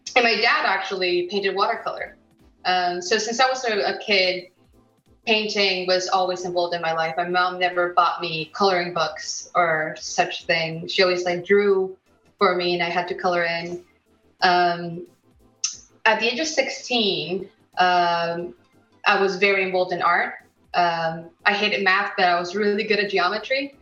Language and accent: English; United States; also born or lived in Mexico; now in United Kingdom; I was born in America